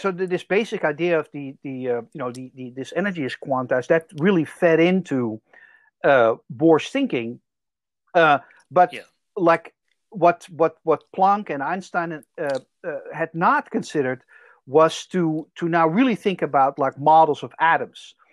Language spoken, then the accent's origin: English; Netherlands; accent: Dutch; English is a second language; moved away; I'm originally from the Netherlands, as you can probably tell from my accent.